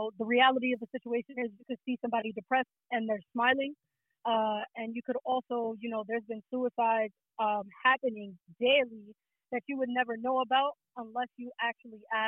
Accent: New York City, New York, United States; I'm from the Bronx. You feel me? I'm from New York City

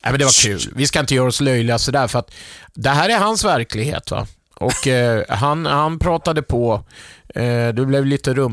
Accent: Växjö, Kronoberg County, Sweden; Nej, jag kommer från Växjö.

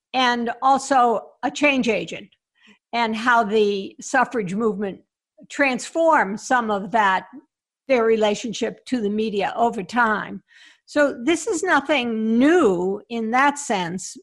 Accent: Boston, Massachusetts, United States; Boston's my hometown

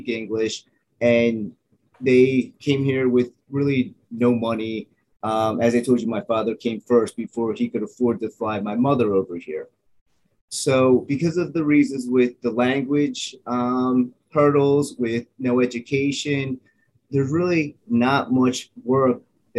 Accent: Wilmington, Delaware, United States; I was born and raised in Wilmington, Delaware

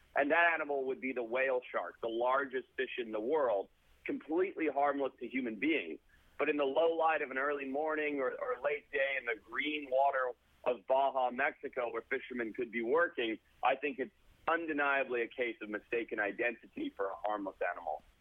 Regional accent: Zimbabwe; now in United States; growing up in Southern Africa and Zimbabwe, coming over to America

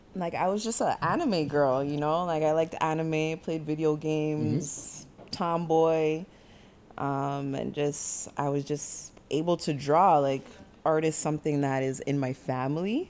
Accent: Jamaica; I'm Jamaican

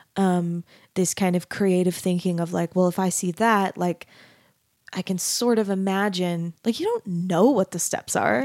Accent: Arizona, United States; I grew up in Arizona

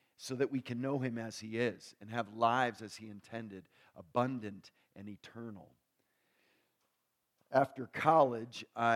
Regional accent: New York, United States; I grew up near New York

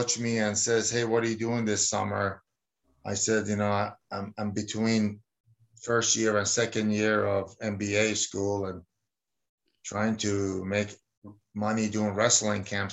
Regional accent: Iran; moved away; also born or lived in New Jersey / Arizona; I was born in Iran

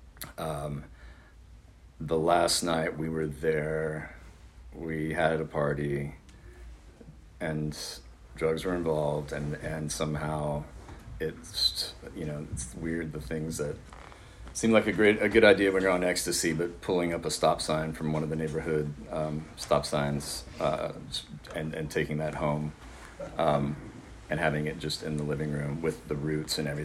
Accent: Austin, Texas, United States; moved away as an adult; also born or lived in San Marcos, Texas; I'm from Austin, by the way. And so it was either San Marcos or Austin. I hadn't lived anywhere else at that time

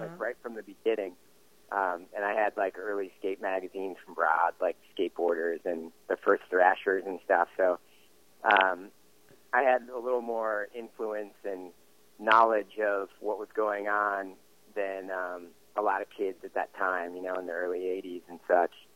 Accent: New Jersey, United States; now in West Coast, United States; I'm pretty proud of my hometown. It's, it's uh, definitely a good place for kids to grow up

